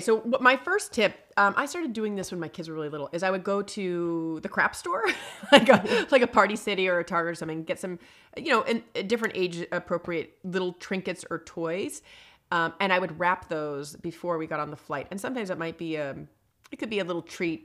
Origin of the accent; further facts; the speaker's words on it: East Coast, United States; now in Los Angeles, United States; I grew up on the East Coast.